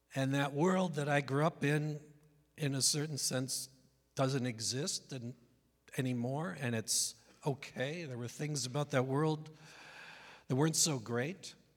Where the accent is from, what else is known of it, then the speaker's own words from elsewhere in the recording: Northeast, United States; I'm from the Northeast, so it's not like I come from some bastion of conservatism in mid America.